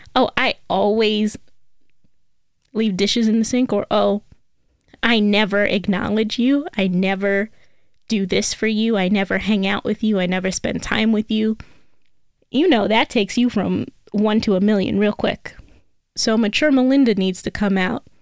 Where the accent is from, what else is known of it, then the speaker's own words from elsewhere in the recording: New York City, New York, United States; I am from New York. I'm a native New Yorker, and I learned how to drive in the Bronx